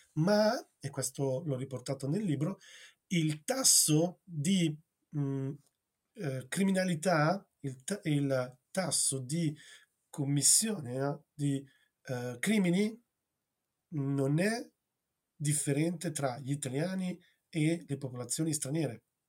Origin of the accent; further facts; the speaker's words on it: Gragnano, Campania, Italy; io sono nato a Gragnano, in provincia di Napoli